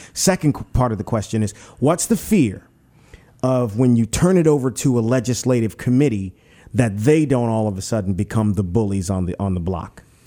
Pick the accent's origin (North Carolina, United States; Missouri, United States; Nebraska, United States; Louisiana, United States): Louisiana, United States; Pointe Coupee Parish; I'm from Pointe Puis Parish